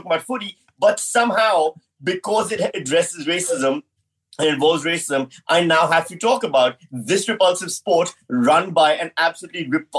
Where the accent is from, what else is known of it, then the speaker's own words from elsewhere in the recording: Pakistan; now in Australia; I'm from Pakistan